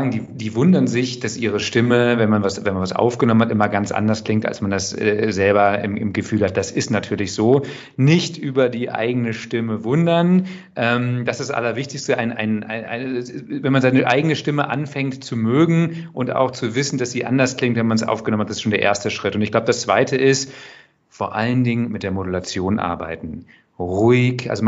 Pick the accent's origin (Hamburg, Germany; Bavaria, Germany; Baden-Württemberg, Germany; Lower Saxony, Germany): Lower Saxony, Germany; Braunschweig; ich komme ursprünglich aus Niedersachsen, habe in Braunschweig, bin in Braunschweig aufgewachsen, habe dort beim Radio gearbeitet